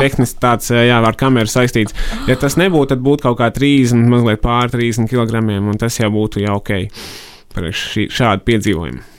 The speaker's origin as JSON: {"language": "Latvian", "town": "Rucava", "region": "South Kurzeme Municipality", "country": "Latvia", "tie": "born or raised there", "also_born_or_lived": "Riga", "moved": "as an adult", "said": "Rucavā es esmu audzis līdz 18, audzis un dzīvojis mm, līdz 18 gadiem."}